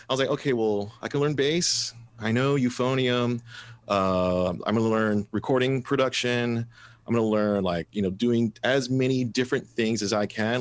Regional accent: Mathis, Texas, United States; growing up in Mathis, uh, and, and not very affluent

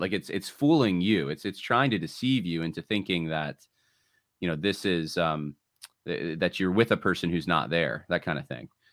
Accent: New York, United States; my, my parents are from California, but I grew up in the Northeast. I grew up in New York

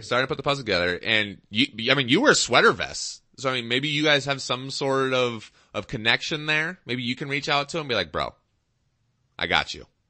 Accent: Seattle, Washington, United States; now in Reno, United States; I'm from Seattle

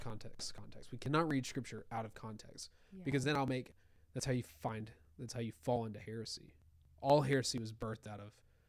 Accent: United States; as American Christians

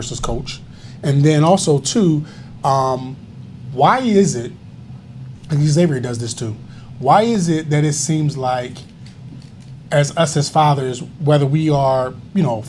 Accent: Atlanta, Georgia, United States; moved away; I grew up in Atlanta

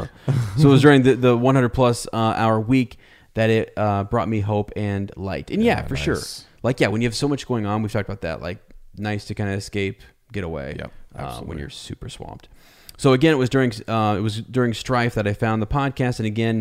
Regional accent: Minnesota, United States; I grew up in Minnesota and attended a Christian high school, and I believe I'm roughly the same age as you both

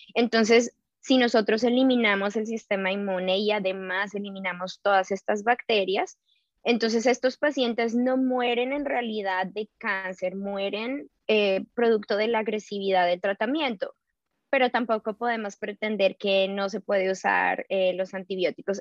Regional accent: Colombia; now in New York, United States; yo soy colombiana

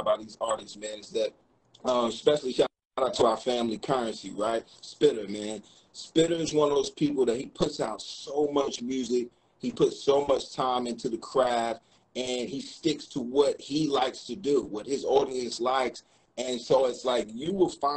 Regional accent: North Carolina, United States; we're both from North Carolina

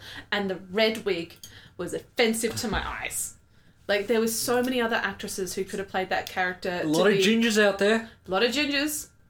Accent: Australia; now in New Zealand; being a Australian who grew up with not knowing many New Zealanders and now living here and know all of the New Zealanders.

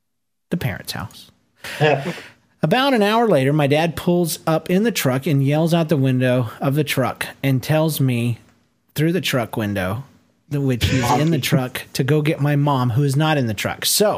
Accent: Rome, Georgia, United States; Since I was raised in Rome, Georgia, the Southern accent was pretty prevalent.

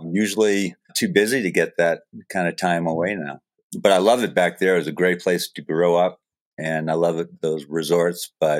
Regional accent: Falmouth, Maine, United States; Yeah, I grew up in Falmouth.

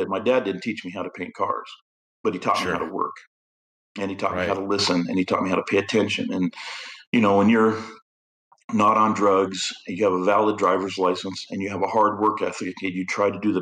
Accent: Idaho, United States; moved away; I grew up in Idaho, and Idaho is, you know, country type living is what I was used

